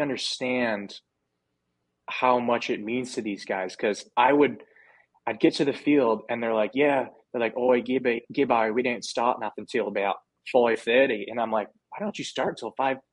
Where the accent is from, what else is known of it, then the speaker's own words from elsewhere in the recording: United States; I'm from America